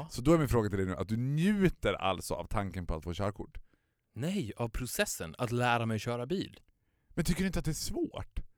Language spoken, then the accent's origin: Swedish; Borlänge, Dalarna County, Sweden; när man var född och uppvuxen i Borlänge, det har säkert inte bara med Borlänge att göra